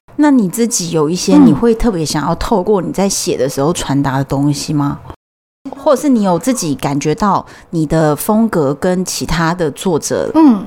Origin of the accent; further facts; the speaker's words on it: Taiwan; 我们是台湾的啊